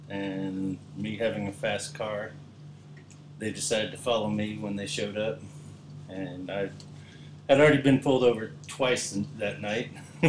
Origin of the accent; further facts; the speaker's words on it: California, United States; I grew up in California.